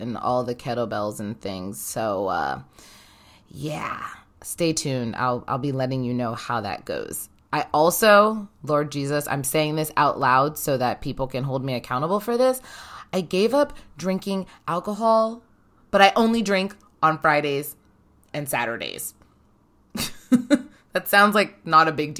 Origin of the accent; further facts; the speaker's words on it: Ohio, United States; now in New York City, United States; I'm originally from Ohio